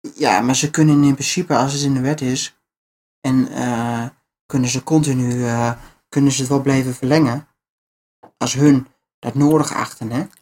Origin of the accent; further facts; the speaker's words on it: Netherlands; wij als Nederlanders